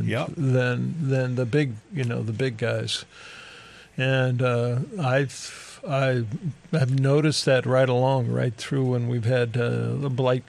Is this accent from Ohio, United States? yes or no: yes; Ohio, United States; moved away; Where I grew up in Ohio, right on the border of Pennsylvania